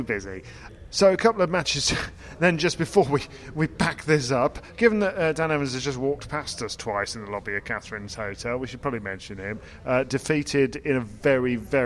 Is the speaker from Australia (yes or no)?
no; United Kingdom; I'm British